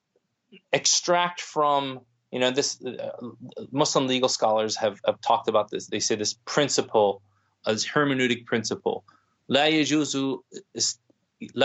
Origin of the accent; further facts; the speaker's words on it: United States; as someone born and raised in the predominant, you know, white Anglo-Saxon Protestant culture of the United States